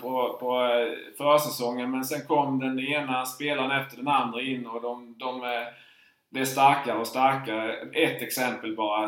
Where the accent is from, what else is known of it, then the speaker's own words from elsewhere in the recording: Markaryd, Kronoberg County, Sweden; jag är ju uppväxt i Markaryd